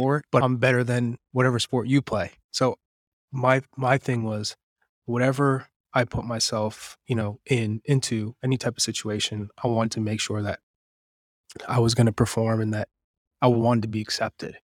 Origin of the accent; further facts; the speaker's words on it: Manchester, New Hampshire, United States; also born or lived in Lawrence, Massachusetts; I grew up in, in Manchester, New Hampshire. I was born in Lawrence, Massachusetts, but Manchester is, is kind of what shaped me.